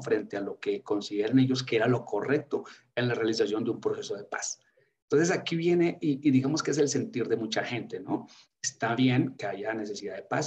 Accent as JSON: {"language": "Spanish", "country": "Colombia", "moved": "yes", "said": "como colombiano"}